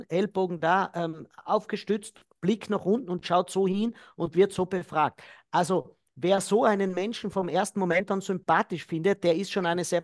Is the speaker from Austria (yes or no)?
yes; Austria; in Deutschland wird ja da auch in meiner Heimat, in Österreich wird immer wieder gesagt